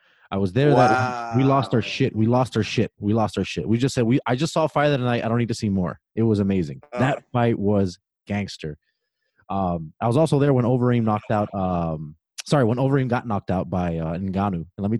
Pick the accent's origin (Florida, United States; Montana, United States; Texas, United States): Florida, United States; Miami; now in Indiana, United States; live in Indiana, everything connects. You know, you got Chicago, you got Indianapolis, yeah. You got Detroit. I'm like in the center of all. And by the way, I'm from Miami, Florida.